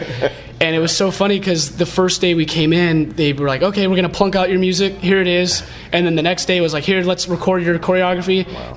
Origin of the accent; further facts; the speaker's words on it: San Diego, California, United States; I'm from San Diego.